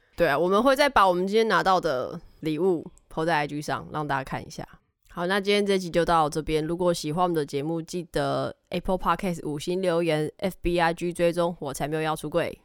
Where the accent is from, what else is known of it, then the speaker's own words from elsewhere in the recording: Tainan, Taiwan; 我身为台南人